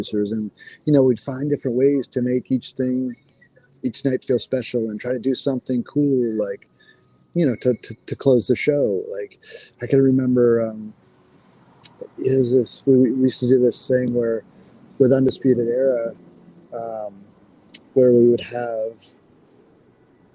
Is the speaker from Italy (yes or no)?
no; Maine, United States; I grew up in Maine